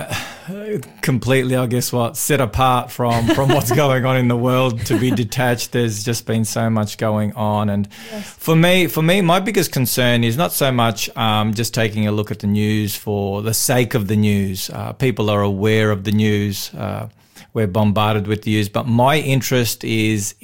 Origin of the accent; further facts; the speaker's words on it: Victoria, Australia; in Victoria, I'm a Victorian. I was born in Victoria